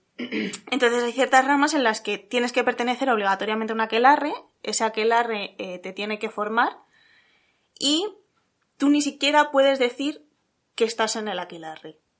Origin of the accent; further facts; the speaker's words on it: Salamanca, Castile and León, Spain; cerca de mi pueblo, Salamanca